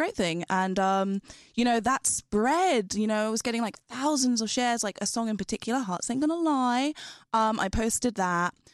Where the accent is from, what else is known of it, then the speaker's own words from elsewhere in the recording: London, United Kingdom; I grew up in London.